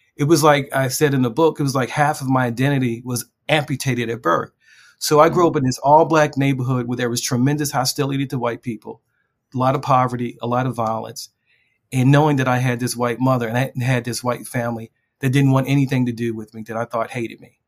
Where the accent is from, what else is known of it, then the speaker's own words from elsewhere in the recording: Baltimore, Maryland, United States; I grew up in a, a very infamous neighborhood in West Baltimore